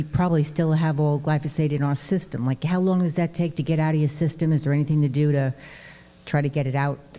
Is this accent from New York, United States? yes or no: yes; Long Island, New York, United States; We grew up on Long Island eating local corn all summer long.